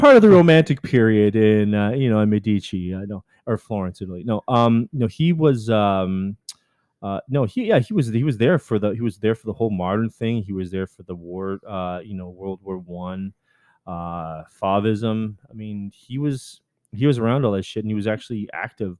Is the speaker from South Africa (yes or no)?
no; Canada; I'm Canadian